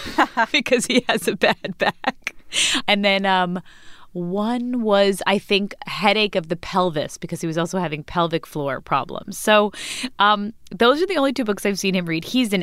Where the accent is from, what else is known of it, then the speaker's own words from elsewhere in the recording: New York, United States; And I'm a New Yorker, so I'm a worrier.